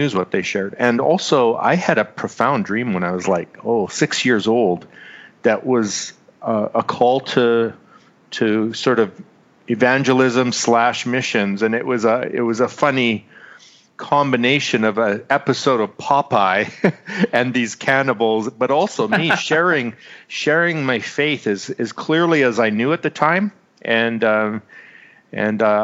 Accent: Manitoba, Canada; moved away as an adult; also born or lived in Winnipeg, Manitoba / British Columbia; now in Abbotsford, Canada; I grew up in central Canada. I was born in Winnipeg, which is just a couple hours north of Minneapolis

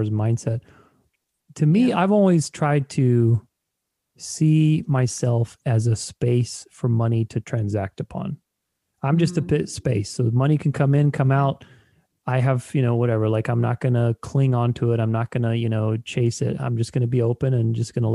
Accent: Romania; I'm Romanian, I'm Eastern European, I was born in Romania

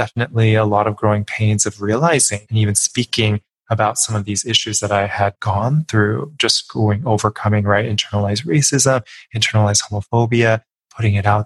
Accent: suburbs of Los Angeles, California, United States; I was the minority from where I was from, in the suburbs in Los Angeles, but way, way, way inland

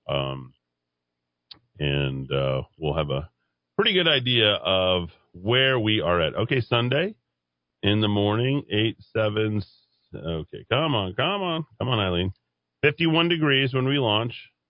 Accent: Albuquerque, New Mexico, United States; also born or lived in Air Force bases; Uh, Eddie, growing up in Air Force, home was where my parents grew up, where my grandparents and great grandparents moved in the 1920s and the 30s to make their home become small business owners. Albuquerque is the closest thing that I have to hometown.

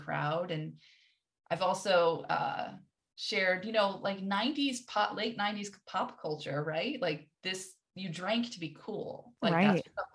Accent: New England, United States; I grew up in New England

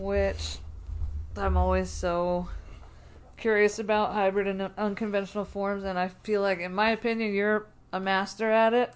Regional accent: New Jersey, United States; now in Denver, United States; I grew up in South Jersey

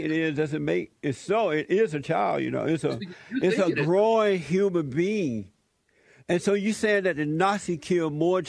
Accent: Alabama, United States; moved away; I grew up in Alabama

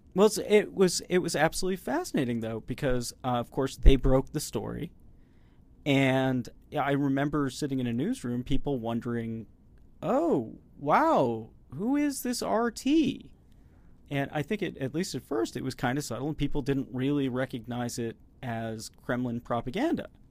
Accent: United States; speaking as an American here

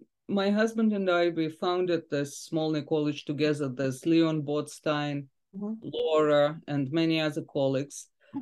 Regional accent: Saint Petersburg, Russia; moved away; I grew up in St. Petersburg, which is, as you know, a beautiful city

